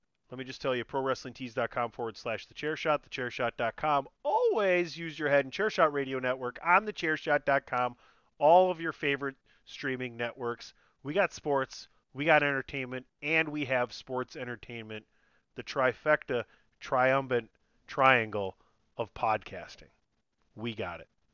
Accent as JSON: {"language": "English", "region": "Wisconsin", "country": "United States"}